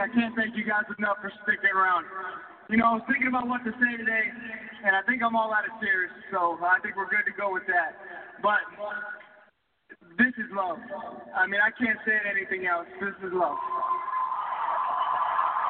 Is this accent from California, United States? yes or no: no; Virginia, United States; moved away as an adult; also born or lived in New York; A 21-year-old kid from Virginia